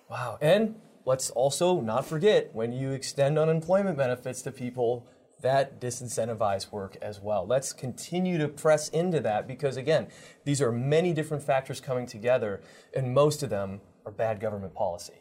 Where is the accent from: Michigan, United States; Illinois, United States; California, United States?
Michigan, United States; Detroit; I'm from the Detroit area